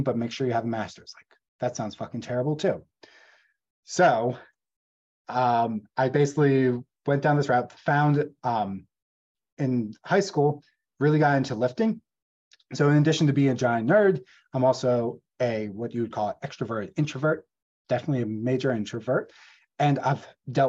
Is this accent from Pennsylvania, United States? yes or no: yes; Gettysburg, Pennsylvania, United States; I grew up in Gettysburg, Pennsylvania, rural Pennsylvania